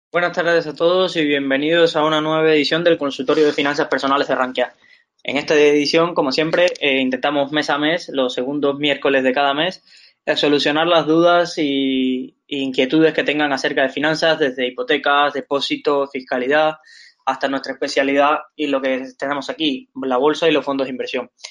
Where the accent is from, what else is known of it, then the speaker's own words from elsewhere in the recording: Valencia, Valencian Community, Spain; somos de aquí de Valencia